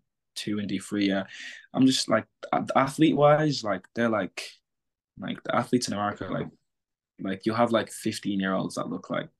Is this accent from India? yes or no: no; England, United Kingdom; now in United States; So kids are coming the same way I come from England, the same way a winger's coming from France